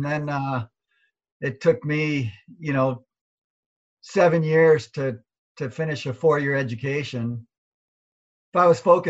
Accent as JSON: {"language": "English", "town": "Seattle", "region": "Washington", "country": "United States", "tie": "born or raised there", "said": "I grew up in Seattle."}